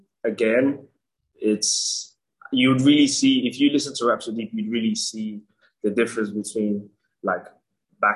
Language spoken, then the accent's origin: English; Nigeria; my hometown, Nigeria